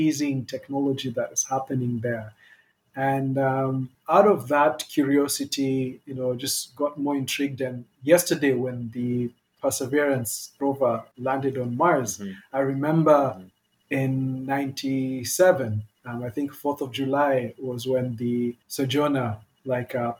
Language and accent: English; Kenya; We're all Kenyan born